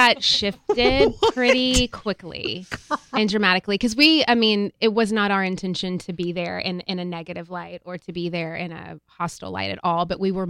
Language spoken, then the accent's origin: English; Tennessee, United States; moved away; I grew up in Tennessee. And so my family there, you know, I have family that are, you know, very rural and, you know, speak with that southern drawl.